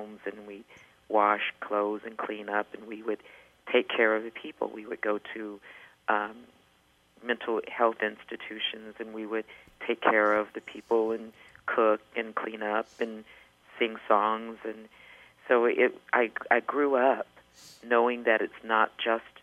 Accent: Alexandria, Louisiana, United States; also born or lived in Southern California; now in California, United States; I grew up in Alexandria, Louisiana

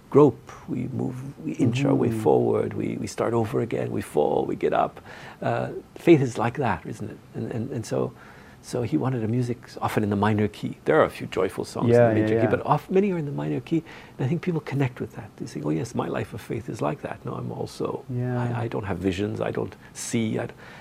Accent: Northern Ontario, Canada; moved away as an adult; now in Taizé, France; I'm from Northern Ontario

